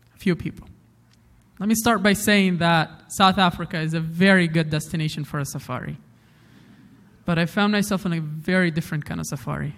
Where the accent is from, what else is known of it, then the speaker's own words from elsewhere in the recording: Umm al-Fahm, Haifa District, Israel; also born or lived in Afula; But where I grew up is a very special place because it's called Umm al Fahim.